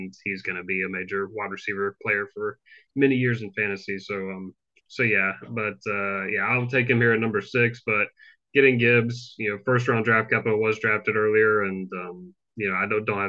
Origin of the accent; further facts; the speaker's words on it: Deep South, United States; growing up in the Deep South